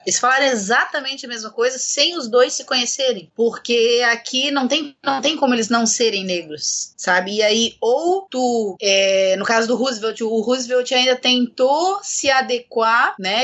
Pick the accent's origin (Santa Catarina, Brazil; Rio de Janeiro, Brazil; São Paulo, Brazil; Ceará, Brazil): Santa Catarina, Brazil; Blumenau; moved away as an adult; now in Florianópolis, Brazil; Eu sou nascida e criada em Blumenau